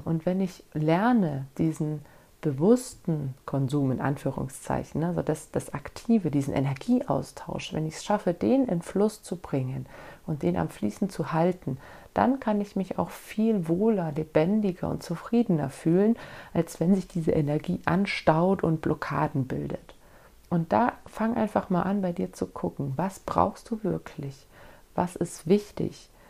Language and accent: German; Germany; bei uns in Deutschland